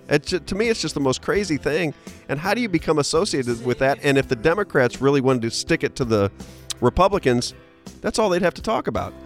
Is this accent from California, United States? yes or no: no; St. Louis, Missouri, United States; I grew up in St. Louis